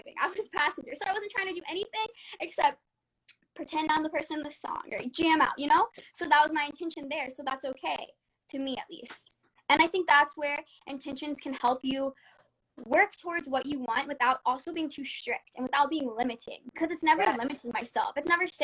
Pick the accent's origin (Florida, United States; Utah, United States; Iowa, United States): Florida, United States; now in California, United States; I'm from Florida